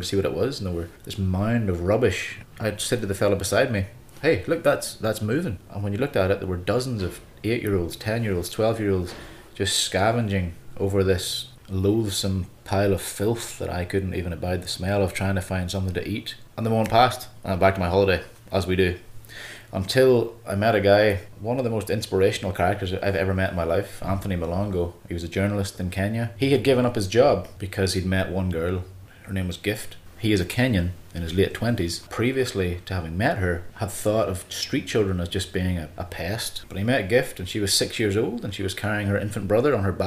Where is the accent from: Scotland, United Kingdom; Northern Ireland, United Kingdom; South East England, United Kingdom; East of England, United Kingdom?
Northern Ireland, United Kingdom; moved away as an adult; also born or lived in North America; I grew up in Northern Ireland in a small town about 45 miles south of Belfast